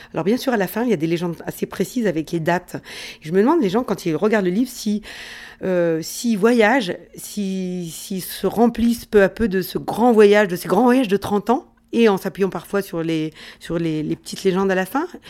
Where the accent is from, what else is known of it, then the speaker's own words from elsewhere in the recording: France; quand on vient de, de France